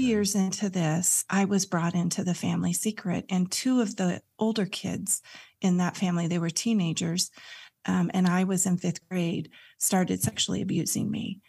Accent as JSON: {"language": "English", "region": "California", "country": "United States", "tie": "born or raised there", "also_born_or_lived": "Santa Cruz", "said": "I grew up in California and we moved to Santa Cruz"}